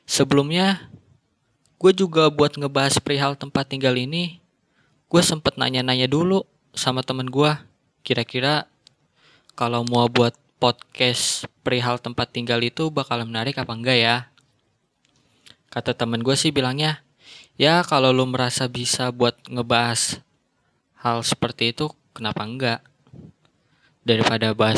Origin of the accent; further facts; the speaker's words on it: Bekasi, West Java, Indonesia; also born or lived in Jakarta; Gue lahir di Jakarta, tapi tinggalnya di Bekasi. Ya, di sana hitung-hitung numpang lahir doang.